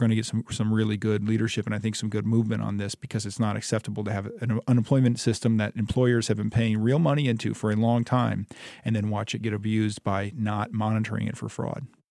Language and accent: English; Ypsilanti, Michigan, United States; moved away as an adult; now in Hillsdale, United States; I grew up in Ypsilanti, uh, about sixty-five miles east of Hillsdale